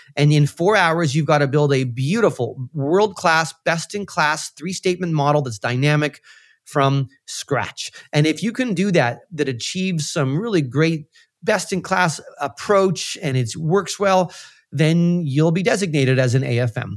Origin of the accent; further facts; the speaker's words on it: central Canada, Canada; moved away as an adult; now in Toronto, Canada; I grew up in Central Canada and came to Toronto, uh, after university